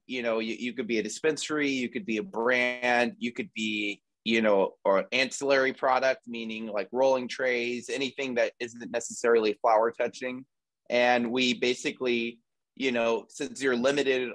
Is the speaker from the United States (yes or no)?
yes; Houston, Texas, United States; now in Los Angeles, United States; I'm from Houston, Texas, and I currently live